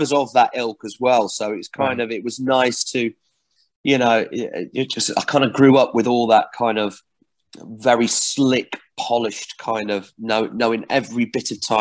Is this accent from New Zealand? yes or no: no; Barnsley, Yorkshire and the Humber, United Kingdom; I grew up in Barnsley